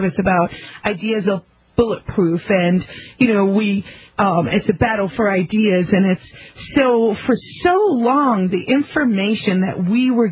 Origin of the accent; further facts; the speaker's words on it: South Africa; now in United States; I'm from South Africa originally.